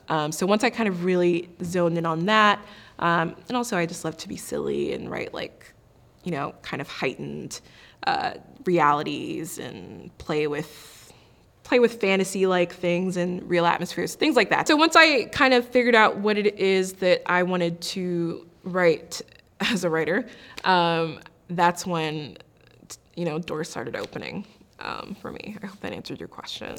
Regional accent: Maryland, United States; moved away as an adult; also born or lived in Pittsburgh, Pennsylvania; now in Los Angeles, United States; I am originally from Maryland.

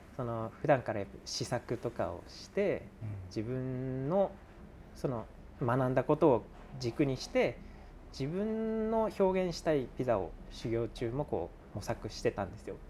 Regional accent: Fukushima, Japan; moved away as an adult; also born or lived in Tokyo / Miyagi; 一回ちょっと地元に帰ろうと思ってそこから福島に一旦帰ったんですよ

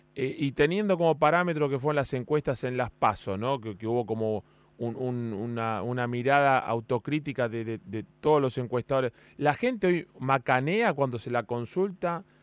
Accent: Argentina; Somos así los argentinos

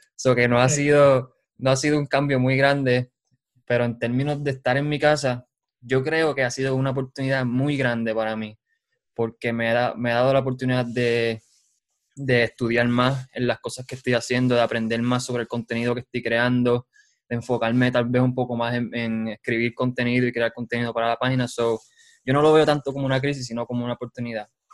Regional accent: Utuado, Puerto Rico; moved away as an adult; now in Lawrence, Kansas, United States; Yo soy de Utuado. Soy de Utuado y con orgullo digo que soy de ahí, de San José

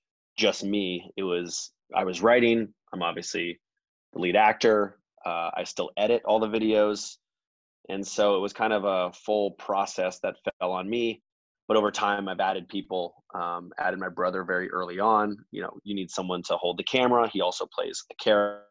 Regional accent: Atlanta, Georgia, United States; moved away; also born or lived in Bay Area, California / Los Angeles, California; I am from Atlanta, Georgia, originally. Moved out to the Bay Area in 2001.

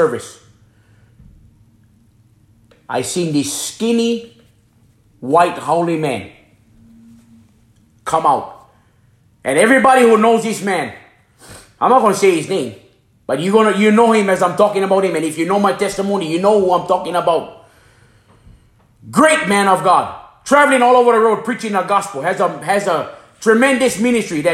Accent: Hana, Hawaii, United States; moved away; also born or lived in Florida; I'm from Hawaii. I'm born and raised in Hana, Maui

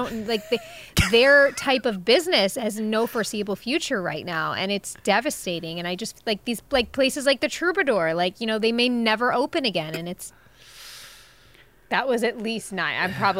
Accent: New York, United States; accent: Long Island; I have tried so hard to get rid of my Long Island accent.

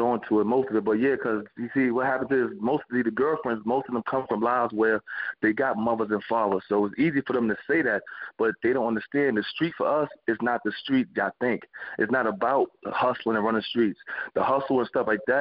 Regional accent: New York City, New York, United States; growing up in Brownsville, Brooklyn

